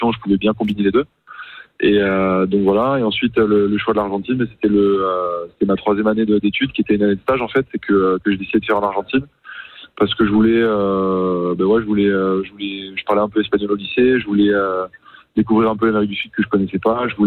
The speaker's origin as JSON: {"language": "French", "region": "Brussels", "country": "Belgium", "tie": "born or raised there", "said": "j'ai grandi à Bruxelles en Belgique parce que mes parents s'y sont installés quand, quand j'avais trois ans"}